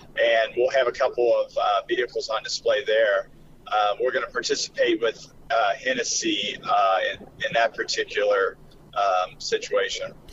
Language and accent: English; Kentucky, United States; now in Morrison, United States; I grew up in Kentucky